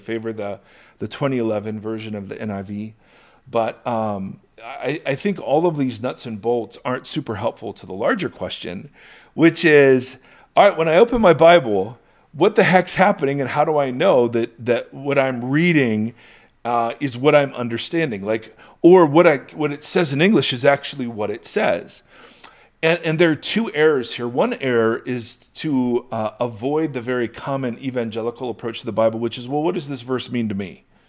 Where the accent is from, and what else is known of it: United States